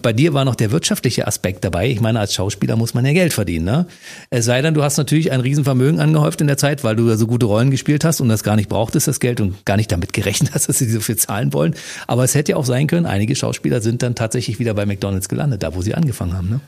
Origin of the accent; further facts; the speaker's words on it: Berlin, Germany; Ich komme aus, aus Ostberlin, also DDR